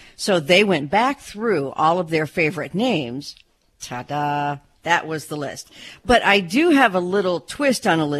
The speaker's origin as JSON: {"language": "English", "region": "California", "country": "United States", "said": "You can tell I'm from California, can't you?"}